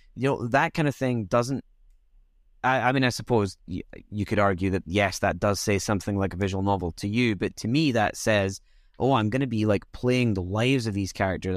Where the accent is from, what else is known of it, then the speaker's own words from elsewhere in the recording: Scotland, United Kingdom; growing up in Scotland was weird